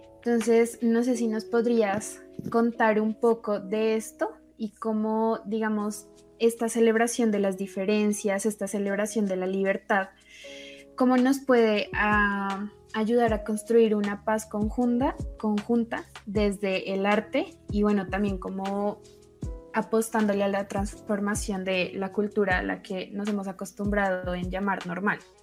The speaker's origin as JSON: {"language": "Spanish", "country": "Colombia", "said": "nosotros como colombianos"}